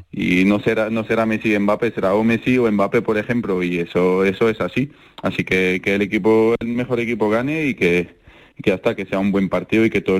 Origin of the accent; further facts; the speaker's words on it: France; si gana Francia estoy contento porque en mi país estoy muy orgulloso de ello.